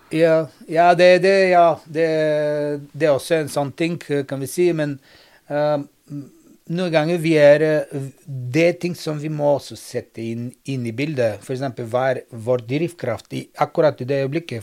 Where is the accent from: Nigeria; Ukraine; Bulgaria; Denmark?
Bulgaria; Norwegian is a second language; now in Norway; jeg bor i Norden, men kommer fra Sør-Europa, for i Bulgaria faktisk